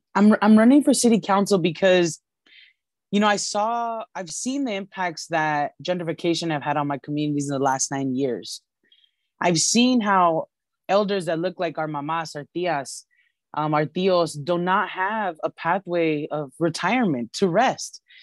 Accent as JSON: {"language": "English", "town": "Los Angeles", "region": "California", "country": "United States", "tie": "born or raised there", "said": "I was born and raised in Highland Park in C D one. I've lived here my whole life for over thirty years"}